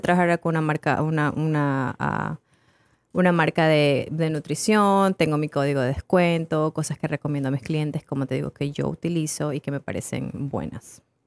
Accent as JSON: {"language": "Spanish", "country": "Ecuador", "said": "yo soy ecuatoriana, tengo 27 años"}